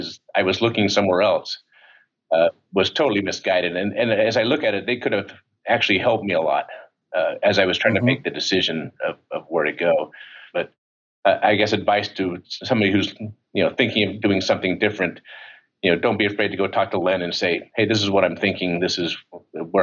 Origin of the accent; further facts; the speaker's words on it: Utah, United States; moved away as an adult; I'm from Utah